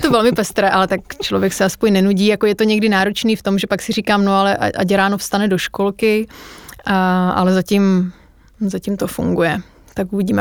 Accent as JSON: {"language": "Czech", "town": "Olomouc", "region": "Olomouc Region", "country": "Czechia", "tie": "born or raised there", "moved": "yes", "said": "já jsem z Olomouce a tam máme fakt jako krásnou"}